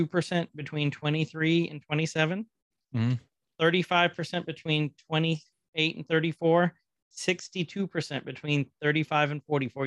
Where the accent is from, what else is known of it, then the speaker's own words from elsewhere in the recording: United States; We're stupid Americans.